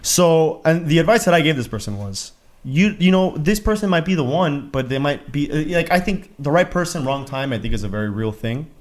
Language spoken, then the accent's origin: English; Miami, Florida, United States; I'm from Miami